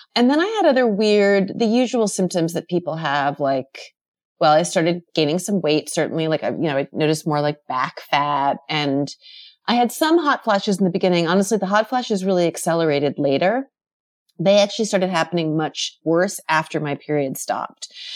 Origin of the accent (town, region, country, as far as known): Rockland County, New York, United States; born or raised there